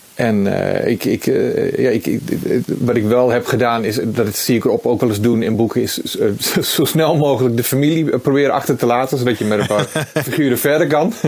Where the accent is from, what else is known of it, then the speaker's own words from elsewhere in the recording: Netherlands; als Nederlander